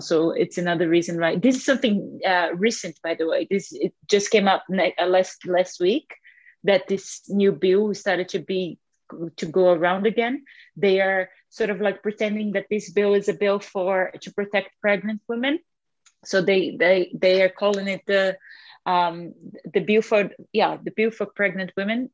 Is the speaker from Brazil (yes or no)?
yes; Alagoas, Brazil; moved away as an adult; now in Scotland, United Kingdom; I am from Brazil, from um, from the northeastern state of Alagoas in Brazil